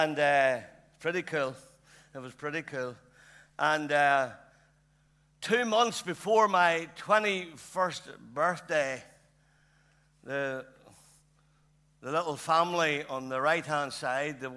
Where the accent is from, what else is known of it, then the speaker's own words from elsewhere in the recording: Lurgan, Northern Ireland, United Kingdom; I'm born and bred in Lurgan